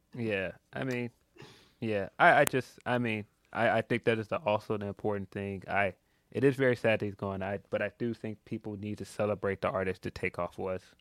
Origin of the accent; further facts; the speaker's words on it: Chicago, Illinois, United States; I'm from Chicago